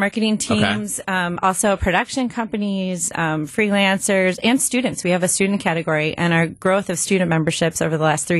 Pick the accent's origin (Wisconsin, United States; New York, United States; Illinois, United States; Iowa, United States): Wisconsin, United States; Grafton; So I'm from the area. I grew up in Grafton. I'm a proud University of Wisconsin-Milwaukee alum.